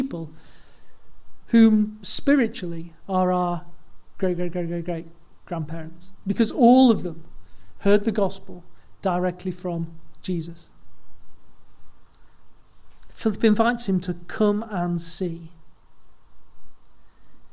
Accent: Leeds, Yorkshire and the Humber, United Kingdom; I was born in Leeds

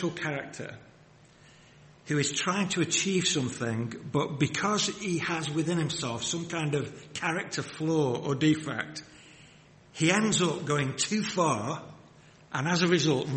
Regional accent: Wigan, North West England, United Kingdom; I grew up in the Northwest. I grew up in Wigan.

